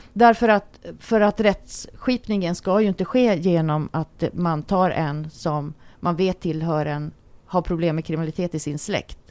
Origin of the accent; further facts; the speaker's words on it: Luleå, Norrbotten County, Sweden; moved away; jag är ju uppvuxen i en by i Norrbotten